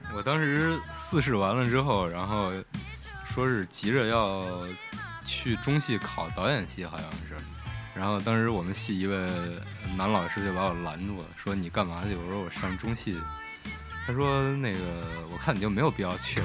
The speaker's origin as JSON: {"language": "Chinese", "town": "Xi'an", "region": "Shaanxi", "country": "China", "said": "作为一个西安人"}